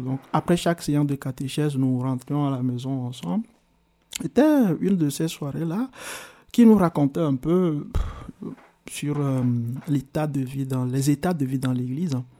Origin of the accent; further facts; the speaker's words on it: Arépé, Plateaux, Togo; moved away as an adult; also born or lived in Tablibo, Togo; now in Switzerland; Je suis né au Togo, dans le sud du Togo, hmm. dans la préfecture euh, qu'on appelle la préfecture de Yoto, dans la localité, le village qui s'appelle Arepe